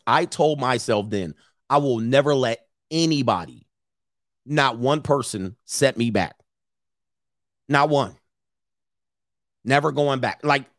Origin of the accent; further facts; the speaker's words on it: Florida, United States; I ain't no sorority girl. I grew up in Orange County, Florida.